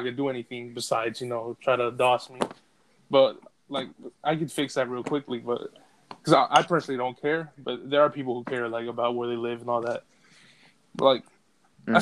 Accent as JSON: {"language": "English", "country": "United States", "said": "me being an American"}